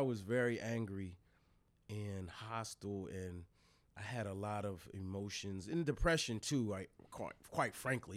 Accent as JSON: {"language": "English", "town": "Newark", "region": "Delaware", "country": "United States", "tie": "born or raised there", "also_born_or_lived": "Wilmington, Delaware", "said": "born in Wilmington, raised in Newark."}